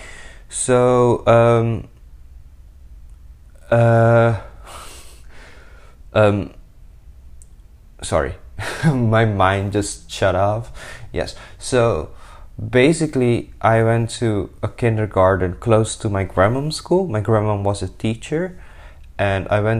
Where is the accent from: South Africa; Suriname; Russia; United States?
Suriname; now in Rotterdam, Netherlands; I'm a 20-year-old young adult living in the Netherlands. I'm from Suriname